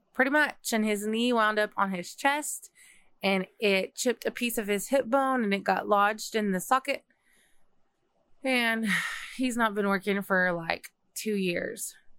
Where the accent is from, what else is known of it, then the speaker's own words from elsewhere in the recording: Texas, United States; I grew up in Texas